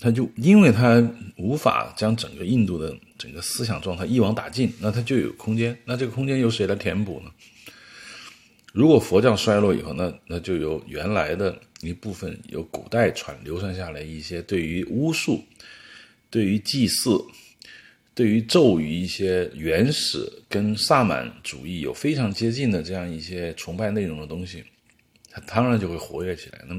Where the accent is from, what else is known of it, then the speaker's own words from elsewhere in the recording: China; 坦特罗是，对我们中国人可能比较熟悉，是他另外一个名字，可能就是我们说的密宗。